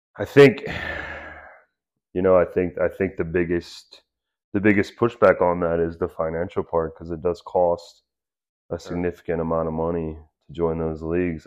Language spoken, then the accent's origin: English; United States; as an American